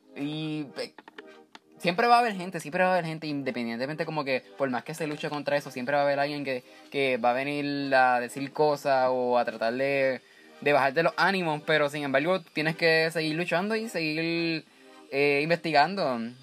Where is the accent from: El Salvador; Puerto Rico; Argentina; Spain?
Puerto Rico